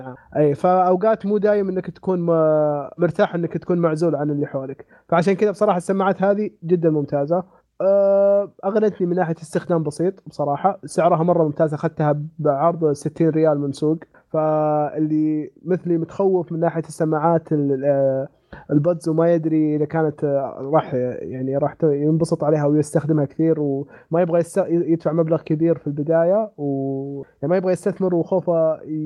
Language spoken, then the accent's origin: Arabic; Saudi Arabia; عندنا في السعوديه